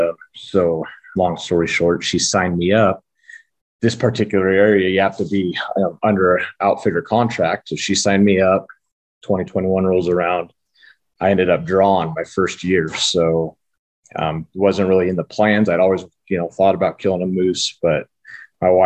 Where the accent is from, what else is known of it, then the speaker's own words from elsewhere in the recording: Oregon, United States; born and raised in Oregon